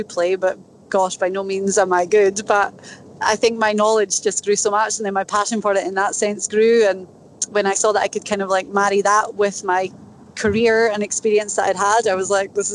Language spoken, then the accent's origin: English; Inverness, Scotland, United Kingdom; accent: Scottish; moved away as an adult; now in United States; I was born in Inverness Scotland